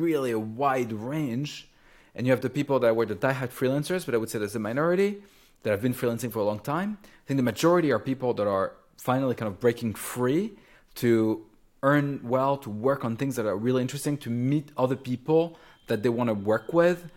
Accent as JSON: {"language": "English", "area": "Champagne region", "region": "Grand Est", "country": "France", "tie": "born or raised there", "moved": "yes", "said": "I grew up in France and in the pla-, in the Champagne region"}